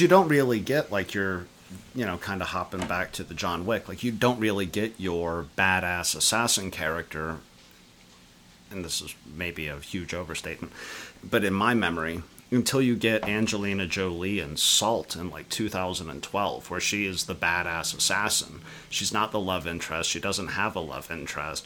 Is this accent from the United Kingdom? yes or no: no; Canada; coming out to you guys as Canadian